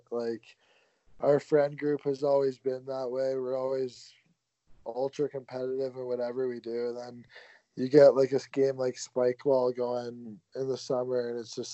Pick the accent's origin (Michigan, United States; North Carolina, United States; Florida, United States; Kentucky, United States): Kentucky, United States; Louisville; growing up in Louisville, I would watch them every Friday night, like all of us would